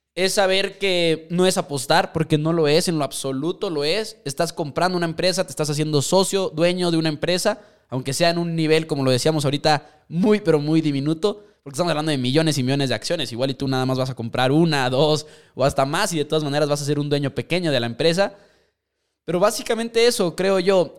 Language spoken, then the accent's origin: Spanish; Mexico; nosotros somos de México